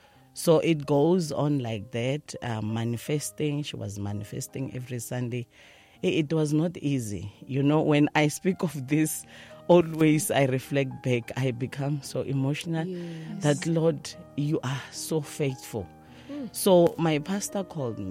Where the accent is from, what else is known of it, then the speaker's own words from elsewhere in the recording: Soweto, Gauteng, South Africa; I'm from Dobsonville, Soweto.